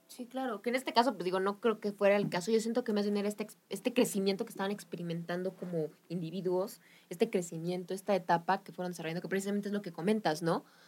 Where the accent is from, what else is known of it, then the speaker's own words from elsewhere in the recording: Mexico; como mexicanos nos damos cuenta